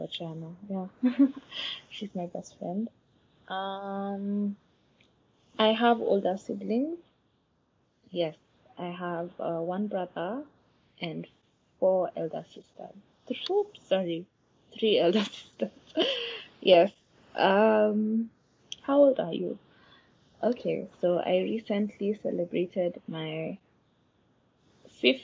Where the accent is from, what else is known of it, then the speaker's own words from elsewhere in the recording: Nairobi, Kenya; I grew up in Nairobi.